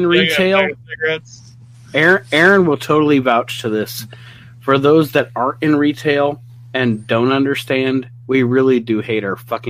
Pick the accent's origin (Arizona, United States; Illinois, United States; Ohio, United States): Ohio, United States; Toledo; I lived in Toledo, Ohio. I was raised in Toledo, Ohio.